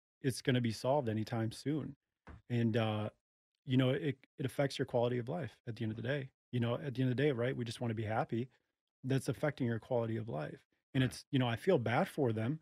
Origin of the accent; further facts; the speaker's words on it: Los Angeles, California, United States; moved away as an adult; now in Texas, United States; I'm originally from Los Angeles